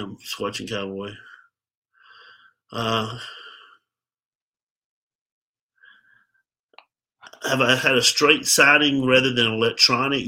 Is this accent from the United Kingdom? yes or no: no; Birmingham, Alabama, United States; also born or lived in Pell City, Alabama; I'm from Alabama, from Birmingham, Alabama.